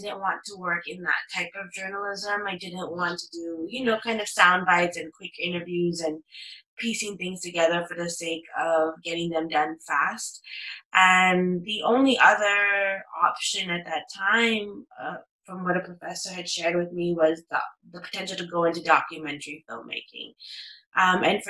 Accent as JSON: {"language": "English", "town": "Toronto", "region": "Ontario", "country": "Canada", "tie": "born or raised there", "said": "growing up in Toronto, you know, and growing up in Canada, you kind of have this hyphenated identity that's, you know, Tamil Canadian or Sri Lankan Canadian"}